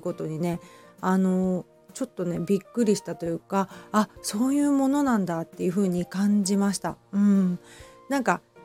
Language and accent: Japanese; Hamamatsu, Shizuoka, Japan; also born or lived in Kita-Kamakura, Kanagawa; now in Kamakura, Japan; 私はね、静岡県の出身なので、あの、富士山のね、あの、見えるところで 育っているんですけど、まあ、ちょっと、浜松なのでね